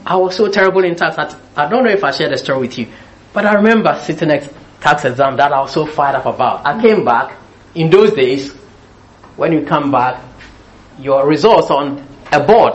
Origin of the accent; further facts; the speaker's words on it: Ghana; moved away; also born or lived in United Kingdom; I was born in Britain. I was raised in Ghana